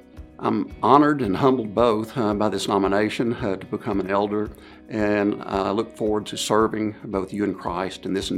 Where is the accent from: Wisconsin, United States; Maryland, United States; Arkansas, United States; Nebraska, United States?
Arkansas, United States; Northeast; also born or lived in Fayetteville, Arkansas; I grew up in Northeast Arkansas, but we've been in Fayetteville for the past 30 years.